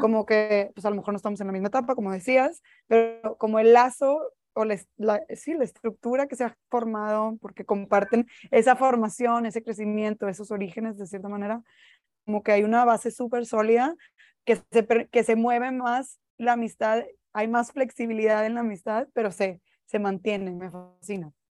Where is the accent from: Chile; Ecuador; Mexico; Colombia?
Mexico; Monterrey, Nuevo León; siempre que regreso a casa, yo también soy de Monterrey